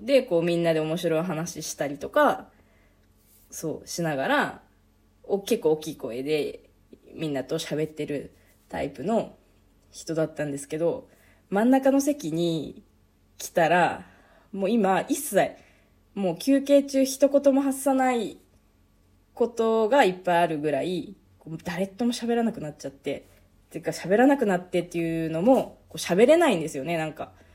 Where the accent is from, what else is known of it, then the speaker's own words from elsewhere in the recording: eastern Hokkaido, Japan; now in Sapporo, Japan; うちの実家は北海道の道東の方